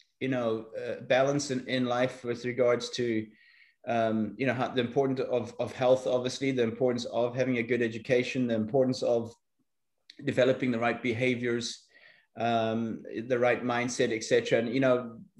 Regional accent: South Africa; my early days growing up in South Africa

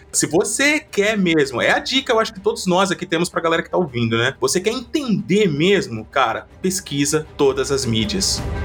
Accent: Cabreúva, São Paulo, Brazil; eu já não tava mais ali na minha cidade natal, né, Cabreúva

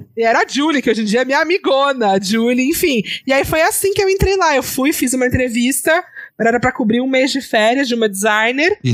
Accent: Santos, São Paulo, Brazil; now in São Paulo, Brazil; Eu sou de Santos

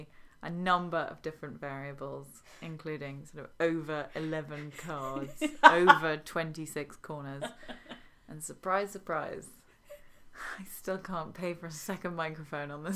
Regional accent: England, United Kingdom; as an English person

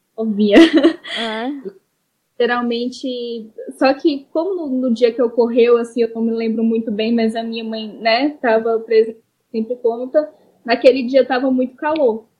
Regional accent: Minas Gerais, Brazil; sou de Minas Gerais

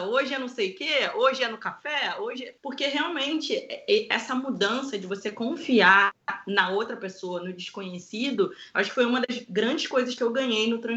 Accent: Rio de Janeiro, Brazil; Eu, que sou do Rio de Janeiro, aqui eu não confio.

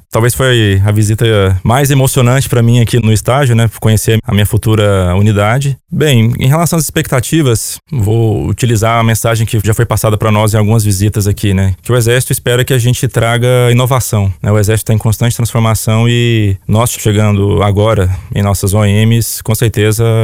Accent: Anápolis, Goiás, Brazil; Sou natural de Anápolis, Goiás e tenho 30 anos.

